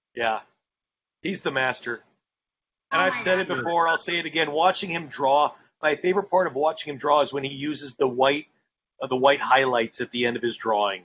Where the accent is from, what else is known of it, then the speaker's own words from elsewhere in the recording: Colorado Springs, Colorado, United States; I'm from Colorado. I grew up in Colorado Springs